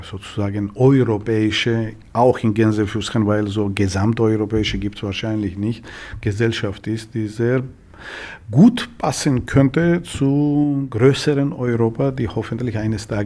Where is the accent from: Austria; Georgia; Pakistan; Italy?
Georgia; German is a second language; Ja, wenn ich als Georgier auch irgendwo wirklich in äh, irgendwo in hohen Bergen steigen